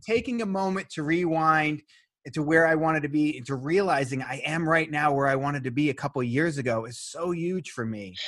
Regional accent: Boston, Massachusetts, United States; I'm from Boston

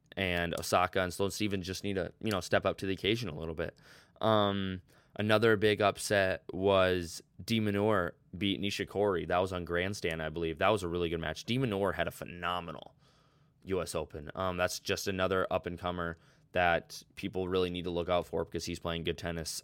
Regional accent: United States; as Americans

